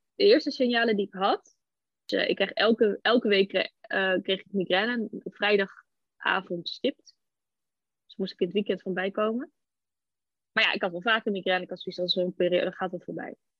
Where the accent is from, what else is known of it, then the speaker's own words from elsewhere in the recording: Almere, Flevoland, Netherlands; ik kom uit Almere